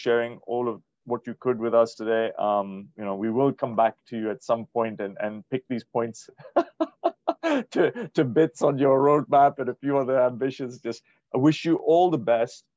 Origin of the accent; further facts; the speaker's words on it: Dubai, United Arab Emirates; being born out here